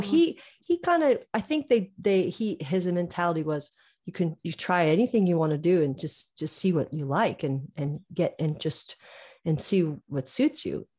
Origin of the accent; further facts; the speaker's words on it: Reno, Nevada, United States; moved away as an adult; also born or lived in Scotland; now in Dublin, Ireland; I'm from Reno, Nevada. That's where I grew up